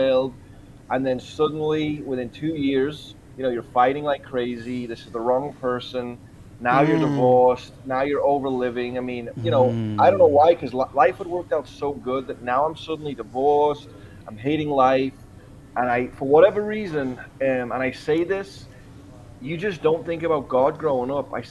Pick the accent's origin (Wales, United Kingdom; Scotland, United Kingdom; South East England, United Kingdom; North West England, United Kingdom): North West England, United Kingdom; Liverpool; now in Huntington Beach, United States; I'm from Liverpool, England originally, but I'm sitting in Huntington Beach, California today